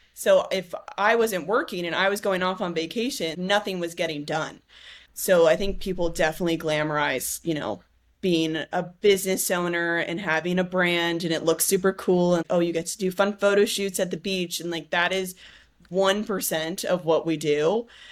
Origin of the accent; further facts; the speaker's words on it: San Diego, California, United States; I grew up in San Diego.